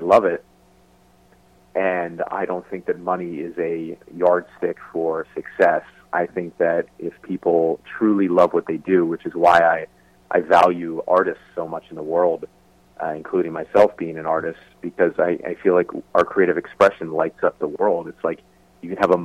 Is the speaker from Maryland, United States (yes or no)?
no; New Jersey, United States; moved away; also born or lived in San Diego / Los Angeles; I was a kid from New Jersey